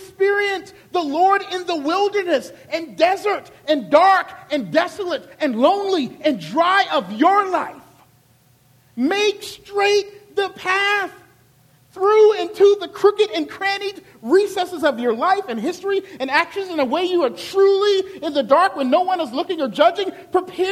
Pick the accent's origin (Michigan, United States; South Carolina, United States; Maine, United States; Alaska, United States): South Carolina, United States; Charleston; I'm a good Southern boy from Charleston, South Carolina